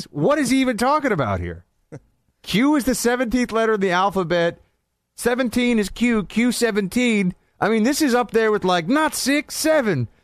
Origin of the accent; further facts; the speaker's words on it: New York, United States; I'm from New York. A lot of Italians in New York, too.